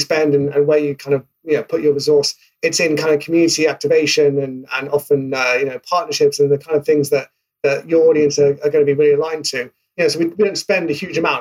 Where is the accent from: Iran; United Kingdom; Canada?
United Kingdom; accent: British; obviously based in the UK. In case my accent didn't give that away